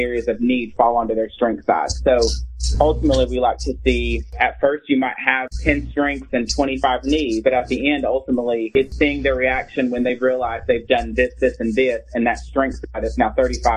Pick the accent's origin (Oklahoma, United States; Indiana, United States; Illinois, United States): Illinois, United States; now in Tennessee, United States; I'm from Illinois and we have a huge farming industry